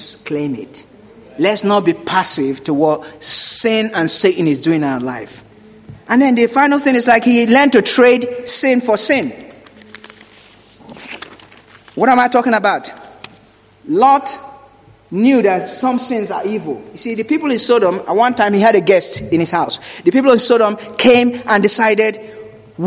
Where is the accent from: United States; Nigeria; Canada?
Nigeria; I grew up in Nigeria, and sometimes we use candle because there's no electricity